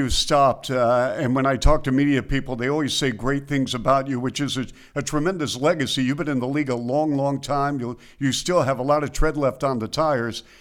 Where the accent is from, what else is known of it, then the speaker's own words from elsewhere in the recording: Seattle, Washington, United States; Growing up in Seattle, as I did